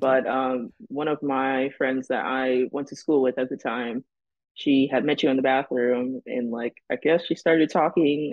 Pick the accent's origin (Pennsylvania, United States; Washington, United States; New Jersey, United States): New Jersey, United States; Long Branch; moved away as an adult; also born or lived in Delaware; now in California, United States; I'm from Long Branch, New Jersey